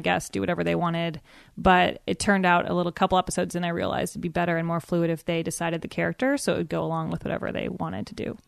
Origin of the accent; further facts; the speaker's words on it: Evanston, Illinois, United States; moved away as an adult; also born or lived in New York; now in Los Angeles, United States; I'm from Chicago. I grew up in Evanston, Illinois.